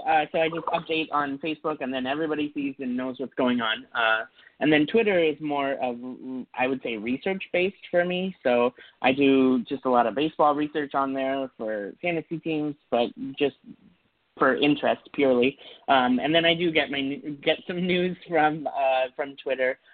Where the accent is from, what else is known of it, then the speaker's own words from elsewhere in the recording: San Francisco Bay Area, California, United States; moved away; also born or lived in Minnesota; moved to to the San Francisco Bay Area.